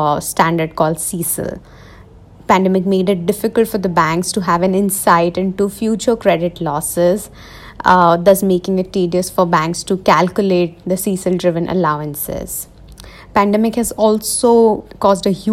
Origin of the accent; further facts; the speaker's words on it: Jodhpur, Rajasthan, India; I'm from Jodhpur. It's a city in Rajasthan. And since all of us are working from home these days due to the pandemic, so I'm back to my home.